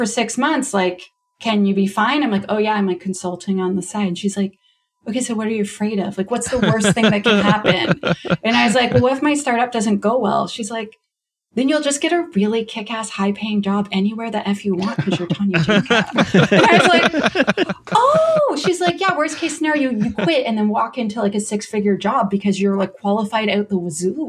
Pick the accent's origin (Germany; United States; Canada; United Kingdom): Canada; accent: Canadian; I'm Canadian, you can hear my accent